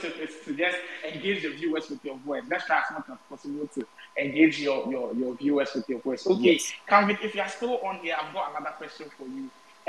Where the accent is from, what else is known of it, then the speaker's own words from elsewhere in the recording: Ghana; where I'm coming from, the Ghanaian community